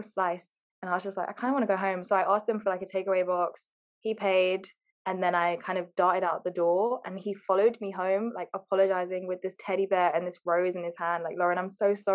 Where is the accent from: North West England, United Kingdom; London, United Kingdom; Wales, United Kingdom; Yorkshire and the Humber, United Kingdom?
London, United Kingdom; Harrow; because we're all from Harrow.